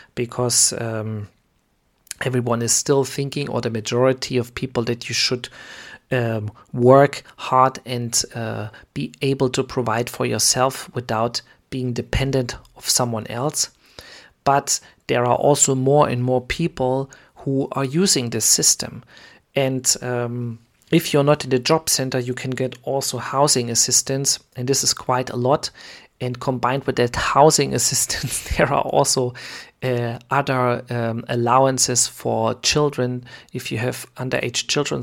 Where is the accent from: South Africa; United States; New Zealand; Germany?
Germany; I am from Germany